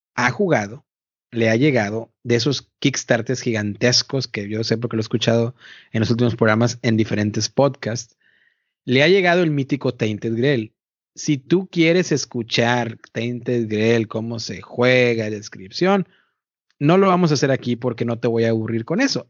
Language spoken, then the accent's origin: Spanish; Mexico; now in United States; yo soy mexicano